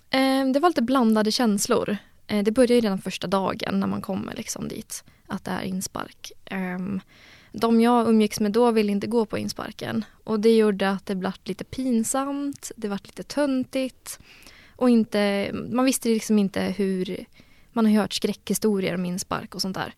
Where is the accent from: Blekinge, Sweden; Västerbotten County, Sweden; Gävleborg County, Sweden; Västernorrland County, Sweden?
Gävleborg County, Sweden; Gävle; moved away as an adult; now in Uppsala, Sweden; jag är från Gävle egentligen